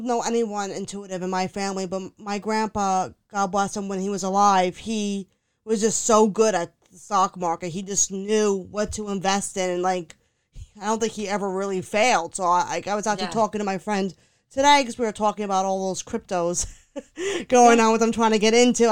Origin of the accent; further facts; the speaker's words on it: New York, United States; we're from New York